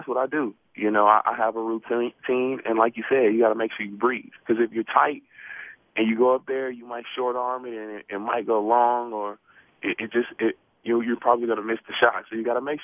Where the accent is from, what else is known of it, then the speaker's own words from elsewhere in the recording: Milwaukee, Wisconsin, United States; I'm from Milwaukee, Wisconsin